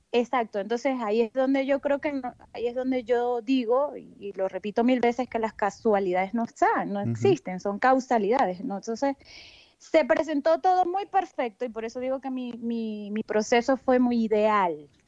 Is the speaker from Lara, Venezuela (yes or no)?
no; Maracaibo, Zulia, Venezuela; moved away as an adult; yo soy de maracucha, de muchas, de todas cepas